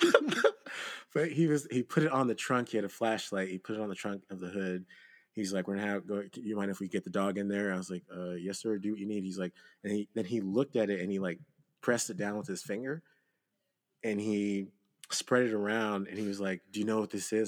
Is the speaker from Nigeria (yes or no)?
yes; Nigeria; I'm not a descendant of slaves. And so I, I am Nigerian.